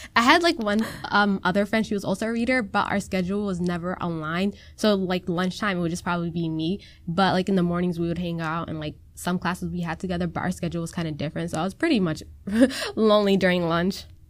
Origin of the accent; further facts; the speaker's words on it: Minnesota, United States; first language Somali; English is a second language; I've been born and raised in Minnesota